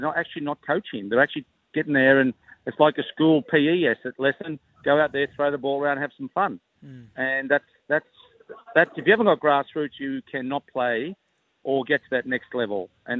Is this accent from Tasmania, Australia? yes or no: no; Queanbeyan, New South Wales, Australia; I remember growing up in Queanbeyan, you know, and that's what we used to do. I used to play league all my life at Queanbeyan Blues.